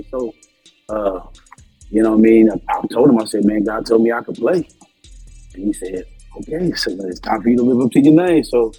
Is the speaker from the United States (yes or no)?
yes; Tampa, Florida, United States; Well, originally I'm from Tampa, Florida. That's my home, born and raised.